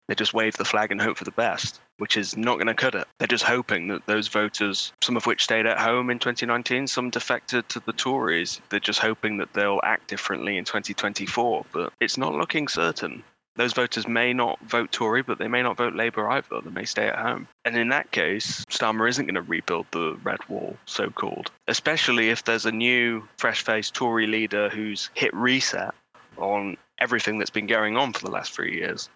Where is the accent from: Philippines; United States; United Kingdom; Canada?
United Kingdom; Bolsover, East Midlands